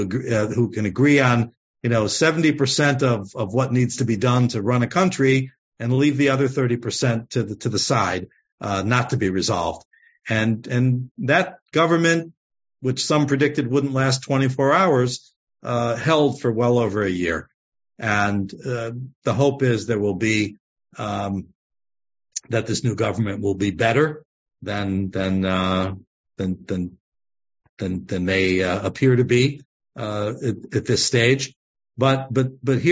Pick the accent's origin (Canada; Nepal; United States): United States; as American Jews who love Israel